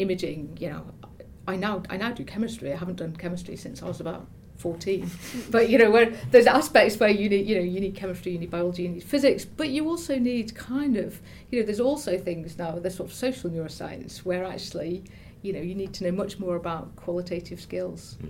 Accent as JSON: {"language": "English", "town": "Stoke-on-Trent", "region": "West Midlands", "country": "United Kingdom", "said": "I come from Stoke-on-Trent"}